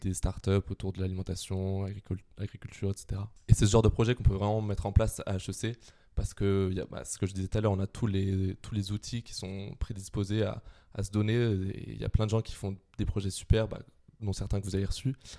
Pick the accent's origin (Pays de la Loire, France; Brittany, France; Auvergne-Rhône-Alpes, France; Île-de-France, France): Brittany, France; Quimper; moved away as an adult; je viens de Quimper, donc en Bretagne